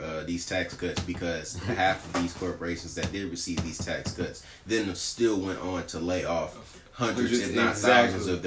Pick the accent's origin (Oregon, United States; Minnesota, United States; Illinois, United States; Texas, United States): Texas, United States; we grew up in Texas, in a southern state.